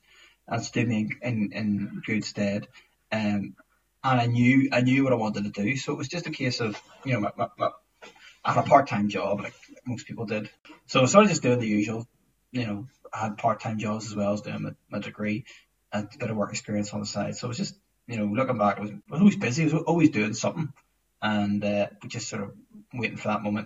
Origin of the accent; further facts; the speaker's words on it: Belfast, Northern Ireland, United Kingdom; moved away as an adult; I grew up in Belfast